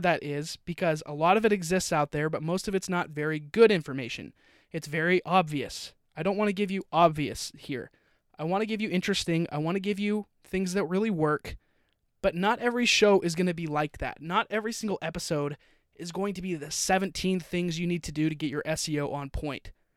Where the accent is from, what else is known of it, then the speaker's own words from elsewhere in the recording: Utah, United States; also born or lived in Florida / California; now in Austin, United States; I grew up in Utah, moved to Florida, moved to California. Now I'm in Texas.